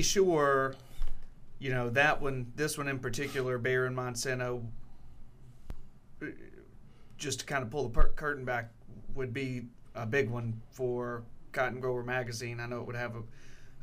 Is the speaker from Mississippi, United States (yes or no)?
yes; Scott, Mississippi, United States; I was raised right outside of Scott, Mississippi, where Delta Pine's was located at the time